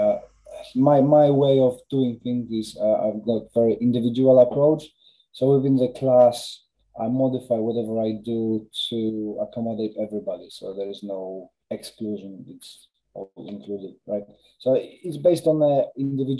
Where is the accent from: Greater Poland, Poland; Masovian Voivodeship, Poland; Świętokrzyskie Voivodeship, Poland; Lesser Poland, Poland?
Lesser Poland, Poland; Krakow; moved away as an adult; now in United Kingdom; I'm Polish, so I was born in Krakow, moved to UK in 2007.